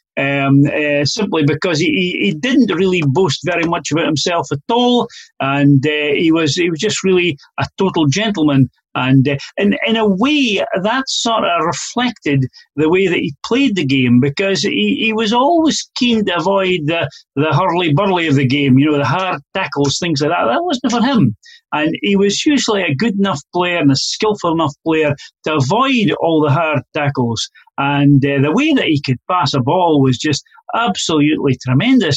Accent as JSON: {"language": "English", "region": "east of Scotland", "country": "United Kingdom", "said": "who am from the east of Scotland. You know, I'm not from Glasgow"}